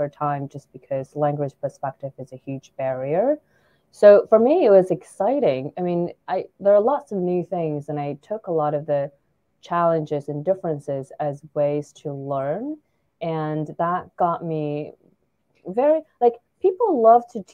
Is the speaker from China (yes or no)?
yes; China; also born or lived in New York / Ithaca, New York; now in California, United States; I was born and raised in China